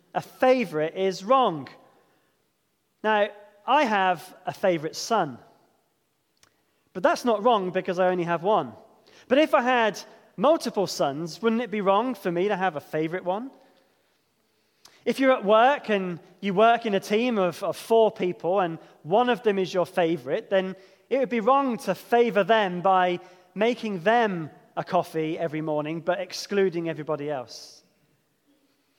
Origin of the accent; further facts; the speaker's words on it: England, United Kingdom; I'm English